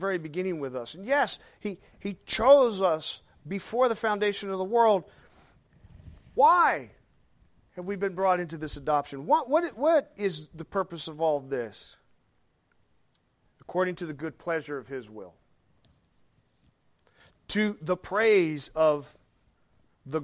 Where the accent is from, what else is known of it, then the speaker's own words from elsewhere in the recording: Arkansas, United States; I'm from Arkansas